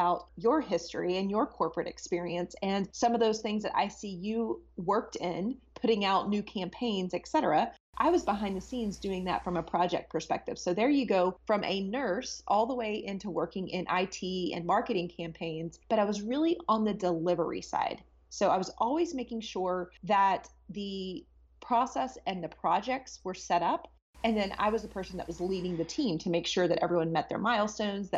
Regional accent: Texas, United States; moved away as an adult; I'm originally from Texas, so it was a nice place to come back home to.

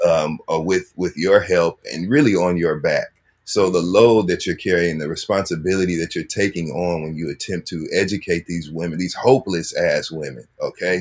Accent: Michigan, United States; I'm from Michigan

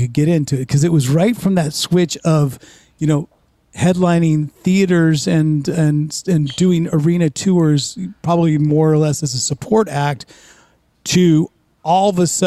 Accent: Bay Area, California, United States; moved away; also born or lived in Los Angeles / New York; growing up in the Bay Area

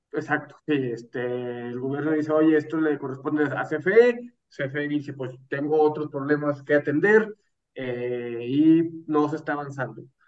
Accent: Mexico; como mexicanos

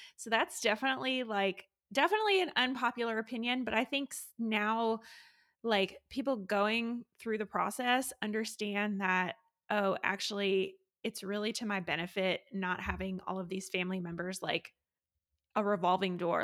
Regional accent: Raleigh, North Carolina, United States; I am a labor and delivery nurse from Raleigh, North Carolina

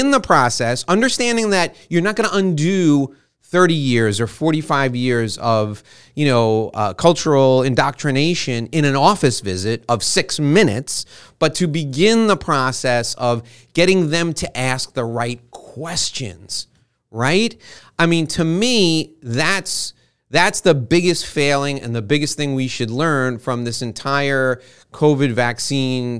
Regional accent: New York, United States; I was born in New York

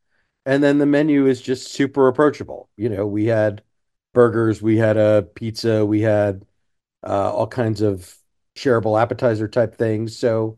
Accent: Sugar Land, Texas, United States; So I grew up in Sugar Land

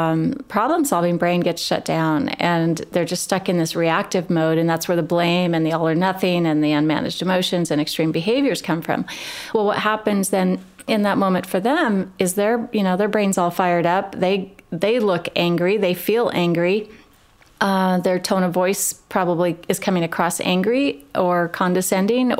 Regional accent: Midwest, United States; I grew up in the Midwest as well, and small town of, 1,100 people

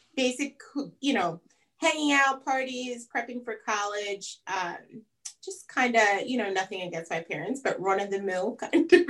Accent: Long Island, New York, United States; moved away as an adult; now in Charlotte, United States; I grew up on Long Island

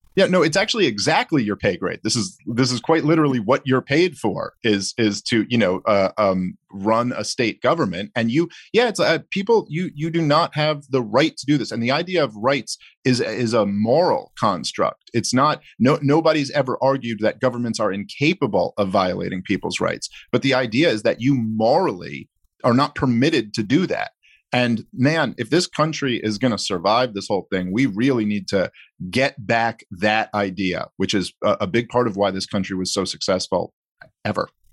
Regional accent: New York City, New York, United States; I grew up in Brooklyn

